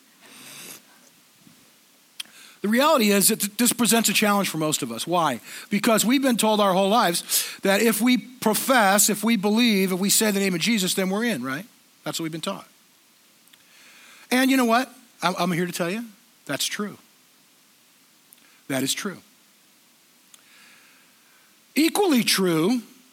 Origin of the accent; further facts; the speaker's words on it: Southern California, United States; I grew up in Southern California in the 70s